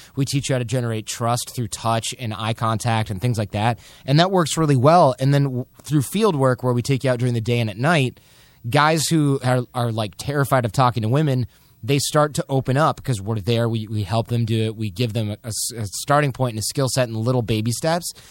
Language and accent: English; Michigan, United States; We're basically from Michigan